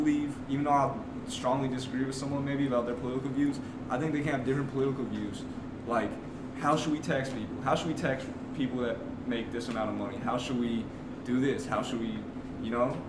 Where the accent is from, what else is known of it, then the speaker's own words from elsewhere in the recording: St. Louis, Missouri, United States; we're from St. Louis